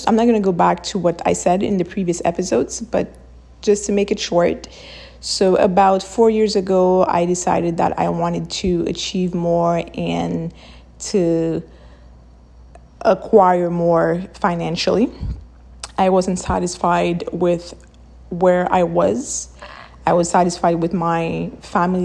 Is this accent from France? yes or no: no; Haiti; I'm from Haiti